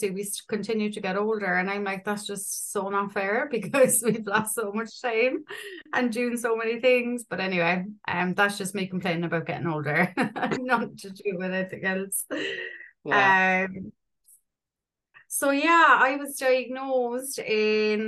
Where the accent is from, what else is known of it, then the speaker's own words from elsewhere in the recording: Ireland; I'm 38. I'm from Ireland